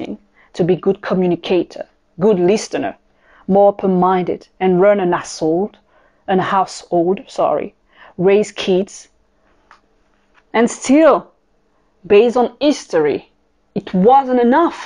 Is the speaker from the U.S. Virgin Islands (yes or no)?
no; Paris, Île-de-France, France; accent: French; English is a second language; moved away as an adult; also born or lived in Caribbean / Tokyo / South Africa / Singapore; I am French. This is where my accent is coming from. I am born in the Caribbean, raised in Paris, France. By the age of 20, I left my country